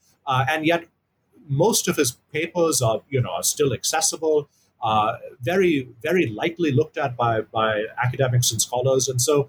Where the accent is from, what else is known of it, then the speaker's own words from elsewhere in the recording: Bakersfield, California, United States; moved away as an adult; also born or lived in Houston, Texas; now in Mumbai, India; I was born in Houston. I grew up in California, in a relatively small town called Bakersfield, which is north of Los Angeles.